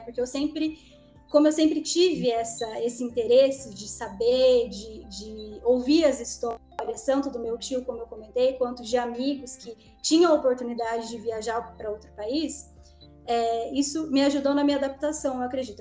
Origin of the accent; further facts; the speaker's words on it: interior of Paraná, Brazil; moved away as an adult; eu vim lá de uma cidade do interior do Paraná